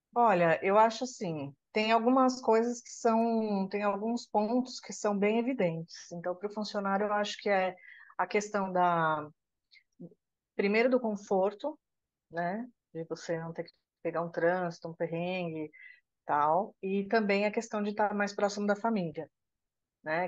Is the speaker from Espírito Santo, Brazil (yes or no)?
no; São Paulo, Brazil; Eu sou de São Paulo